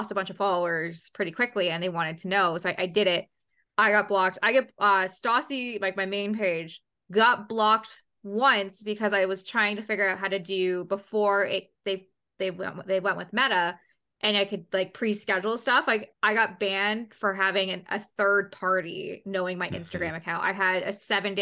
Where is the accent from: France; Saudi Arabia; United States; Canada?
Canada; we're both Canadian